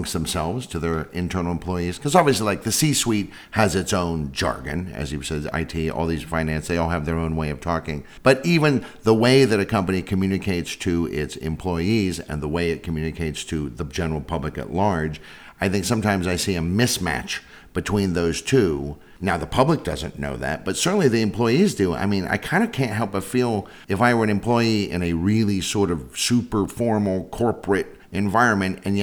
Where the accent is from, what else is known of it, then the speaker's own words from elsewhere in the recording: San Francisco, California, United States; I'm from San Francisco